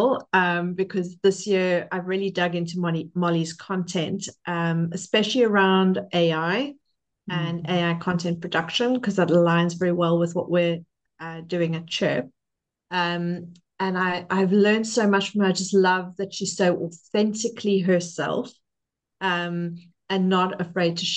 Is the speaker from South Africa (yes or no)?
yes; Cape Town, Western Cape, South Africa; now in Lake District, United Kingdom; I am originally from Cape Town, South Africa.